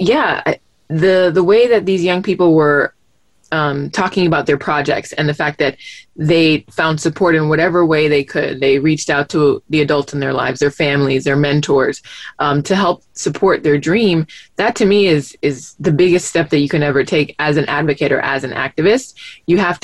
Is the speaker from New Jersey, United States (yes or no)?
no; Miami, Florida, United States; growing up in Miami